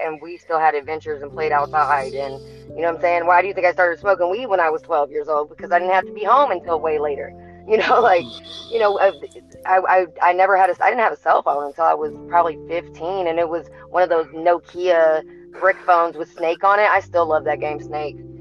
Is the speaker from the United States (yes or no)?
no; Scotland, United Kingdom; moved away; I'm from Scotland originally